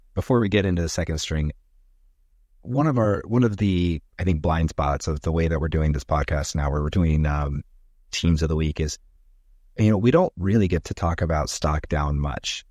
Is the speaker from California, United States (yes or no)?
yes; California, United States; I grew up in California